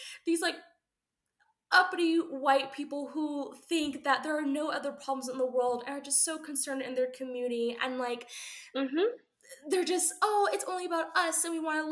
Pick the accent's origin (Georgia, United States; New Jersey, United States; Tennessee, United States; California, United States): Georgia, United States; Atlanta; also born or lived in Washington, D.C.; now in Kansas City, United States; I was fortunate growing up in Atlanta and then eventually in Washington, D.C.